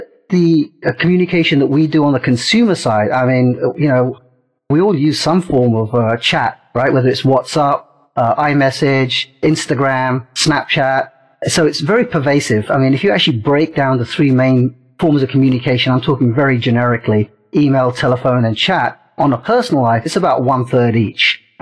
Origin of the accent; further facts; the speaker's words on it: London, United Kingdom; also born or lived in India / Portsmouth / Brighton / Silicon Valley; now in United States; I was born in India, and at the age of three, my father, who worked for Air India, got transferred to London. So I ended up doing all my education in England. I grew up close to Heathrow Airport